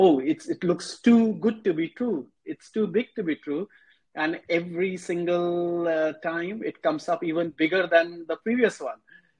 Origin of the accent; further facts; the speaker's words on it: Mumbai, Maharashtra, India; now in Dubai, United Arab Emirates; first time I remember when I came from Mumbai to Dubai, I had the feeling, I said, how come the city, because Mumbai pace is very different.